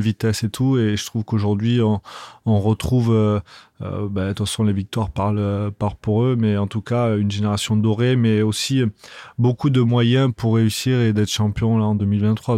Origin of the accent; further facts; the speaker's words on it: Toulouse, Occitania, France; je suis né à Toulouse